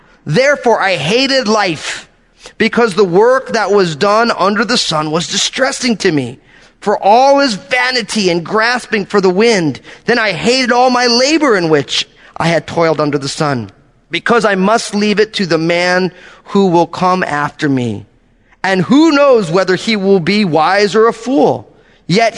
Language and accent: English; New Jersey, United States; I'm from New Jersey